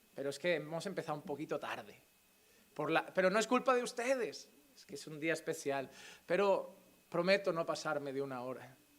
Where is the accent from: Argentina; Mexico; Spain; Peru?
Spain; now in Sant Vicenç dels Horts, Spain; como decimos en España